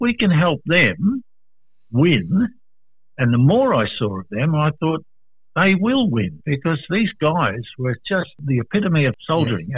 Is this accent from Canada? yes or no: no; Australia; an Australian serviceman